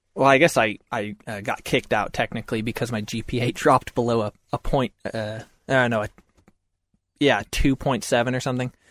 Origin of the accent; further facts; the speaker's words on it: Concord, Massachusetts, United States; I grew up in Massachusetts